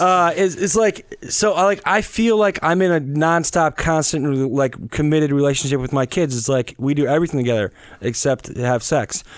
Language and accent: English; Wisconsin, United States; moved away as an adult; as a kid growing up in the Midwest